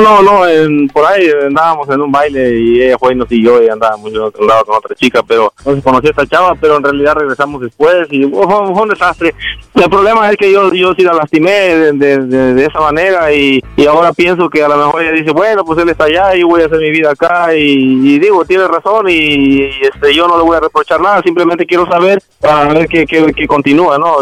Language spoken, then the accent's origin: Spanish; Jalisco, Mexico; moved away; also born or lived in Guerrero; me crié en Jalisco